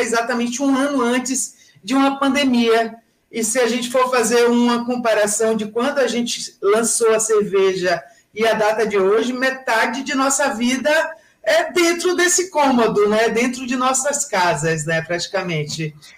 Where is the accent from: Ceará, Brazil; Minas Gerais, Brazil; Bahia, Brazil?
Bahia, Brazil; Salvador; moved away as an adult; now in São Paulo, Brazil; Eu sou nascida em Salvador, vim para cá com 26 anos de idade